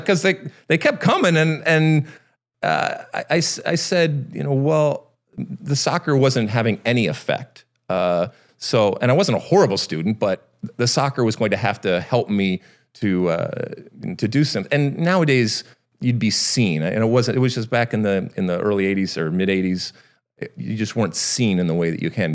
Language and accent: English; Michigan, United States; moved away as an adult; I grew up in Michigan, but I did not grow up on a farm